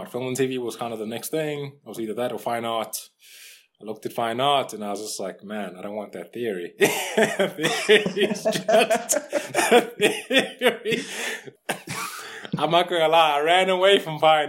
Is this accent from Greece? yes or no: no; Durban, KwaZulu-Natal, South Africa; now in Johannesburg, South Africa; I'm originally from Durban